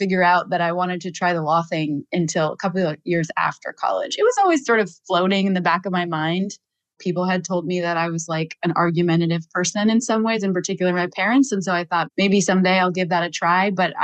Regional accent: East Wallingford, Vermont, United States; I grew up in a very, very tiny town called East Wallingford, Vermont, on the top of a dirt road at the end of a very long dirt driveway.

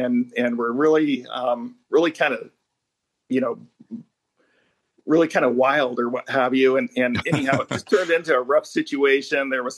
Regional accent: Long Beach, California, United States; when we say we're from Long Beach, California, and just moved here.

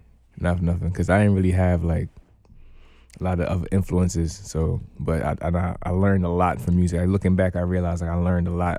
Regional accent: Guyana; moved away; I was born in Guyana

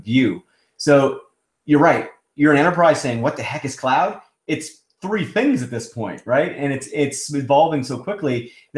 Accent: Canada; also born or lived in Toronto / Seattle; I'm Canadian

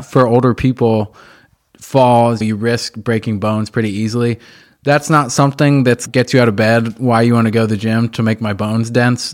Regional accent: Indianapolis, Indiana, United States; I grew up right here in Indy, on the east side of Indianapolis, where we are now

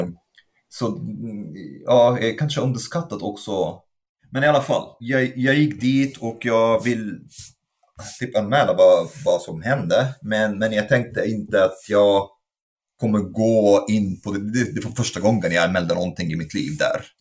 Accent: Egypt; moved away as an adult; now in Sweden; jag kommer från Egypten, born and raised

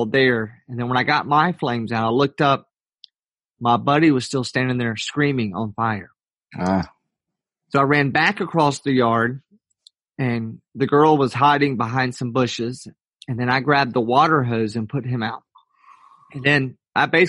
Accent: Atlanta, Georgia, United States; I was born in Atlanta, Georgia, grew up there

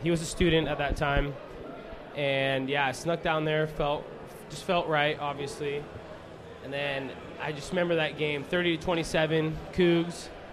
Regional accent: Redmond, Washington, United States; I grew up in Redmond

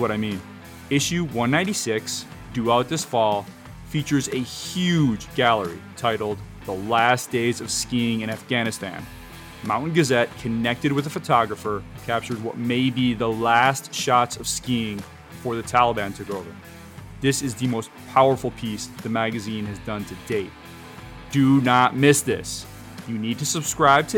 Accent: Midwest, United States; now in Northeast, United States; I grew up in the Midwest

